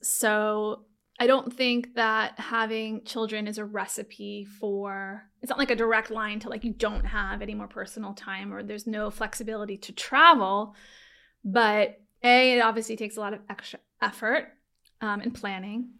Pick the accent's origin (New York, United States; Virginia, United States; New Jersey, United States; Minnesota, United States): New York, United States; Long Island; also born or lived in Manhattan; I'm from Long Island